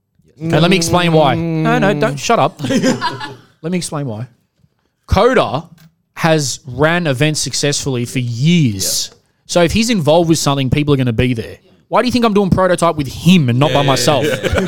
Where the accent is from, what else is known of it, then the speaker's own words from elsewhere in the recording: Melbourne, Victoria, Australia; We are Melbourne. We're proud. We're Australian. We're a proud Melbourne Australian podcast.